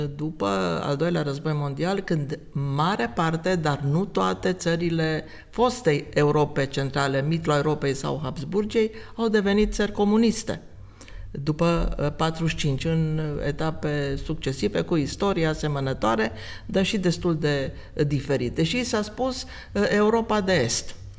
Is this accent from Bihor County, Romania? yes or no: yes; Oradea, Bihor County, Romania; now in Timișoara, Romania; eu sunt din Oradea, da, am secole, era să zic, de ședere în Timișoara